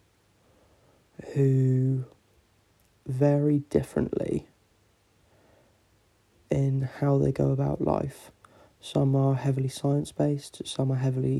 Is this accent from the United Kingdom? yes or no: yes; England, United Kingdom; I'm English